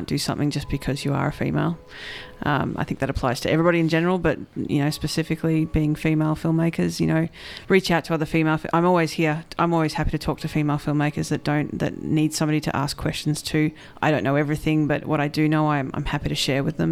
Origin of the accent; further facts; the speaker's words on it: Australia; accent: Australian; the Australianism of my accent